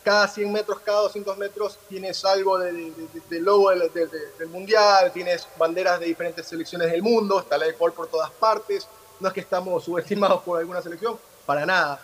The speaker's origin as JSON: {"language": "Spanish", "country": "Ecuador", "said": "como ecuatorianos"}